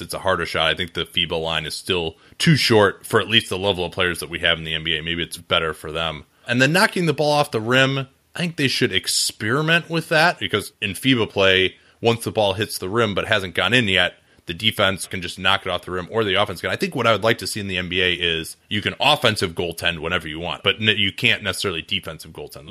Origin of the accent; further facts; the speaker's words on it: Chicago, Illinois, United States; I grew up in Chicago.